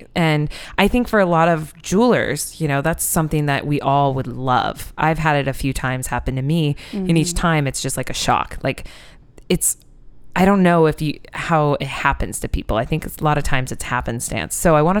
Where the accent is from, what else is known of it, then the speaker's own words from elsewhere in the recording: Iowa, United States; my dear, sweet friend Lexi, who I grew up in Iowa